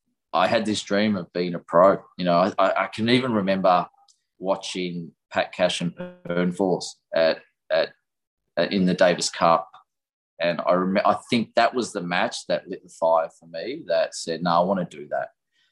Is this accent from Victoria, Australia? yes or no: yes; Melbourne, Victoria, Australia; I'm a Melbourne boy, born in Melbourne, grew up in Melbourne, spent my whole life pretty much here